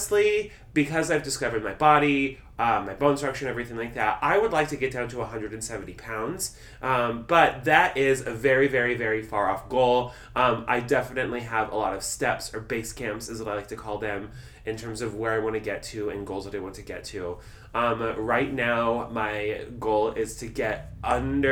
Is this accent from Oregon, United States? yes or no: no; Nebraska, United States; I was born in Nebraska. I'm a thick, corn-fed Midwestern boy.